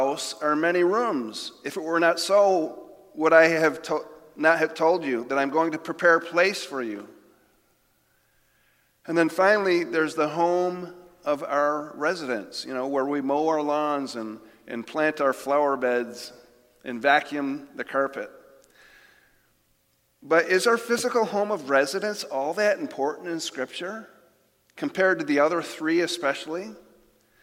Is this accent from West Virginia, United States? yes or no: no; Jamestown, New York, United States; moved away; my hometown of Jamestown, New York